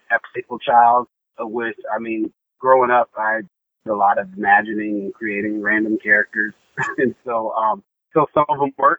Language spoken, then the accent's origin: English; Alabama, United States; moved away as an adult; also born or lived in New York / Los Angeles; I'm from Alabama